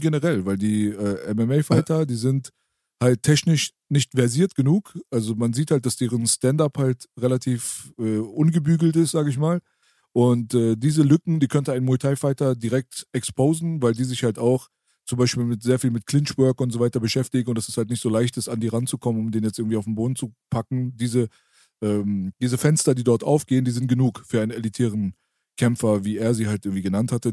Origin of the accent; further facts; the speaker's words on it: Berlin, Germany; bei uns in der Naunin-Ritze da, äh, in unserem Jugendzentrum